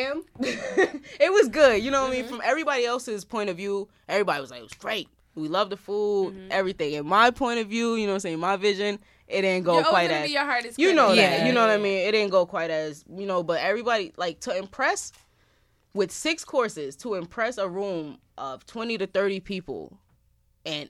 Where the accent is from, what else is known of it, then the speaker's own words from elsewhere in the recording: New York, United States; also born or lived in Bronx, New York / Florida; I'm not even really from the Bronx. I'm from Harlem. But I live in the Bronx.